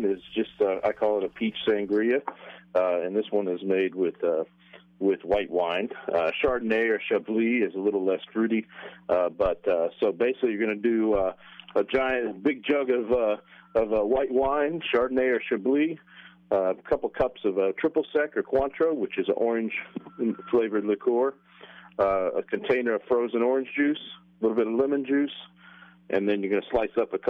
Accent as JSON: {"language": "English", "town": "Kansas City", "region": "Missouri", "country": "United States", "tie": "born or raised there", "said": "my hometown team, the Chiefs"}